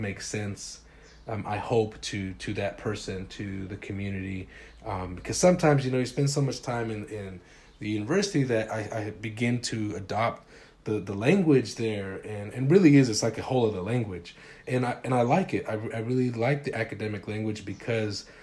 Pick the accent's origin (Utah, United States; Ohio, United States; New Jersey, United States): Utah, United States; Salt Lake City; also born or lived in Los Angeles, California; So it's a working class neighborhood on the west side of Salt Lake City, Utah